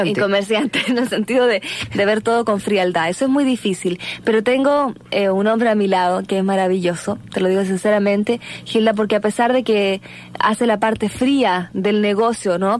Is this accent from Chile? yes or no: yes; Chile; yo vengo de mi país de Chile